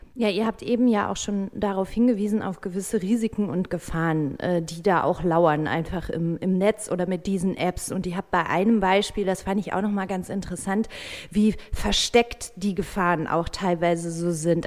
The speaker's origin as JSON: {"language": "German", "region": "North Rhine-Westphalia", "country": "Germany", "tie": "born or raised there", "moved": "yes", "said": "in meine Heimat nach NRW"}